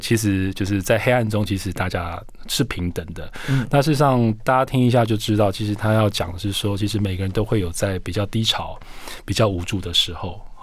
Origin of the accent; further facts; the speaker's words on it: Taiwan; 我们台湾人做这样的一个鞋子产业